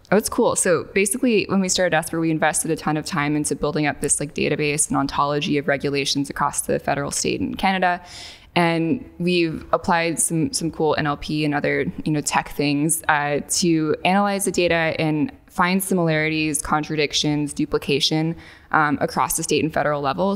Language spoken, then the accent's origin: English; northwest Arkansas, United States; I grew up in a very bucolic part of Arkansas, um, in the northwest part of the state